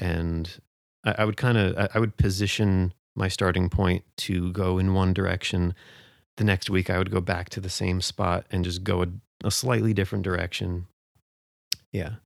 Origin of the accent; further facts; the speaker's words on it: New Jersey, United States; moved away as an adult; also born or lived in Tucson, Arizona / Flagstaff, Arizona; now in Portland, United States; born and raised in New Jersey